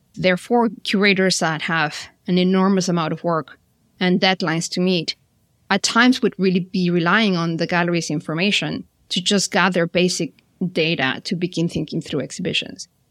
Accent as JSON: {"language": "English", "country": "Mexico", "tie": "born or raised there", "moved": "as an adult", "said": "I'm originally from Mexico, studied there all my schooling years and childhood was in Mexico."}